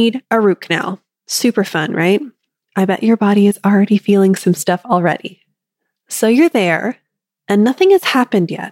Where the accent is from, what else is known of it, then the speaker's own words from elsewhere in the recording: Canada; I'm Canadian